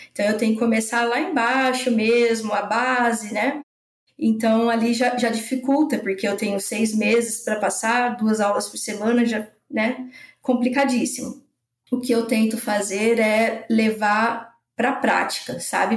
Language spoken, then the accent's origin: Portuguese; São José do Rio Preto, São Paulo, Brazil; moved away as an adult; also born or lived in Botucatu / São Carlos; now in Lages, Brazil; eu sou de São José do Rio Preto, interior de São Paulo. Eu saí nova de lá, né, para fazer faculdade